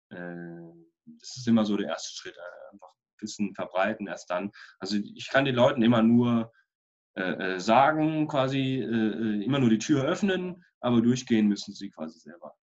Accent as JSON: {"language": "German", "town": "Freiburg", "region": "Baden-Württemberg", "country": "Germany", "tie": "born or raised there", "said": "Warum Freiburg? Weil es meine Heimatstadt ist und weil ich hier wohnen möchte"}